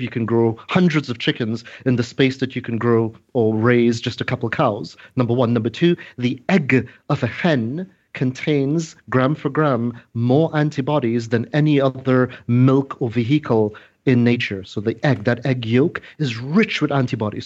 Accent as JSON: {"language": "English", "country": "Trinidad & Tobago", "said": "I'm originally from Trinidad"}